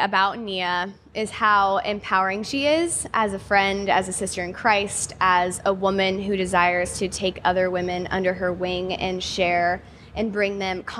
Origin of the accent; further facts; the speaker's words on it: Nebraska, United States; my home state of Nebraska